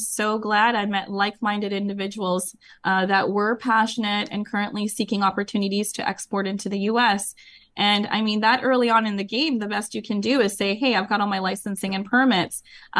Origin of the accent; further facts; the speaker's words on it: Vancouver, British Columbia, Canada; moved away as an adult; now in Los Gatos, United States; I grew up in Vancouver, Canada, actually. Okay. And I've lived there most of my life. So, okay. And it wasn't until 10 years ago that I moved to California